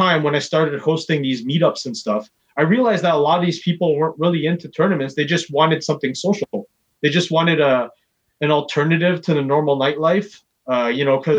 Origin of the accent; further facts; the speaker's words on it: Philippines; Oh, for sure. Like, I'm Filipino, man.